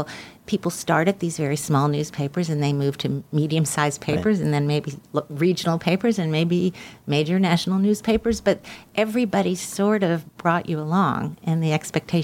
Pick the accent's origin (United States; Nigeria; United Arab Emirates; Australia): United States; Birmingham, Alabama; moved away as an adult; I was from Birmingham, I wanted to go back to where I was from